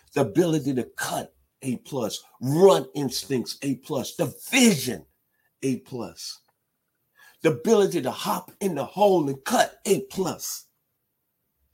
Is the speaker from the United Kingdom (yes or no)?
no; Memphis, Tennessee, United States; growing up in Memphis, Tennessee at the 901 and 7 years old